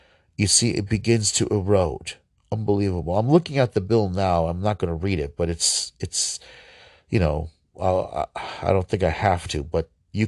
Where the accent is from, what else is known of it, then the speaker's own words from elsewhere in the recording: Ohio, United States; I'm going in my home state of Ohio.